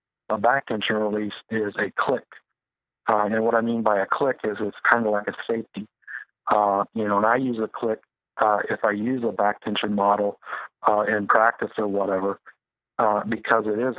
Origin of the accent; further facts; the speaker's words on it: Midwest, United States; I grew up in the Midwest